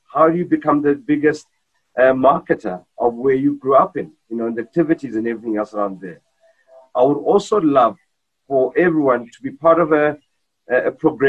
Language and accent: English; South Africa; just being a South African.